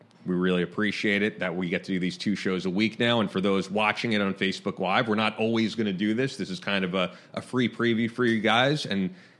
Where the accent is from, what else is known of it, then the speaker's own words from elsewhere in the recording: Long Island, New York, United States; I grew up on Long Island next to Flushing, Queens